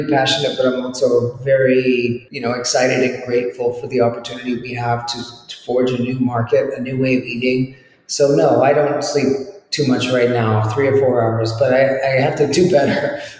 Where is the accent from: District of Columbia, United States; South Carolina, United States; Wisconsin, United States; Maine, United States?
Maine, United States; I love potatoes. I grew up in Maine.